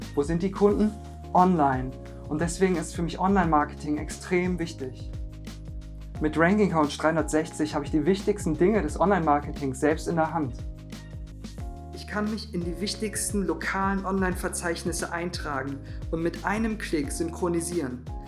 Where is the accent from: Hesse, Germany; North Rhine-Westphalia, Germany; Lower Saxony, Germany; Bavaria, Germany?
North Rhine-Westphalia, Germany; Cologne; Ich komme aus Köln, bin freiberuflicher Filmemacher